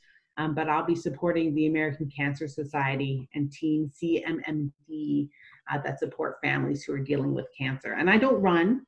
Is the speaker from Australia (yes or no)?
yes; Australia; moved away; also born or lived in USC (Los Angeles, United States); I was raised in Australia, traveled extensively my whole life